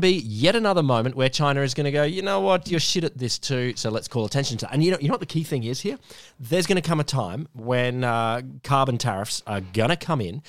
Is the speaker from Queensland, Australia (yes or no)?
yes; Queensland, Australia; as a Queenslander